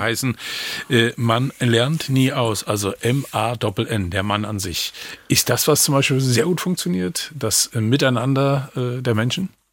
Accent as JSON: {"language": "German", "area": "Western Pomerania", "region": "Mecklenburg-Vorpommern", "country": "Germany", "tie": "born or raised there", "said": "ich gebürtiger Vorpommer bin"}